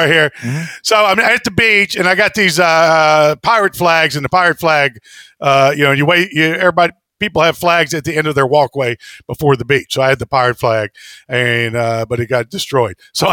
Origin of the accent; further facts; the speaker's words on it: the South, United States; I'm from the South. I'm from small town. There's, we lost the Civil War.